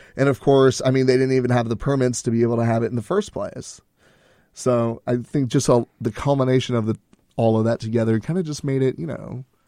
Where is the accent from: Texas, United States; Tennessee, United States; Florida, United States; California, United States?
Texas, United States; we're from Texas